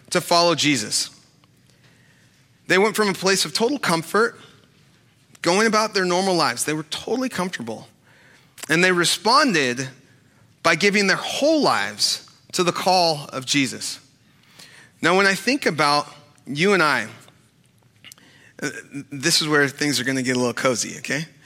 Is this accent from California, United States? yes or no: yes; Sacramento, California, United States; I, grew up in Sacramento, and and growing up in Sacramento, after um, like football games and baseball games or basketball games, um, we would always go to Taco Bell